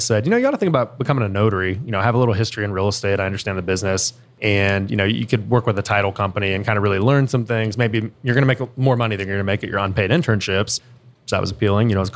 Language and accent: English; Columbus, Ohio, United States; also born or lived in Delaware, Ohio / Powell, Ohio / Worthington, Ohio; I grew up here in Columbus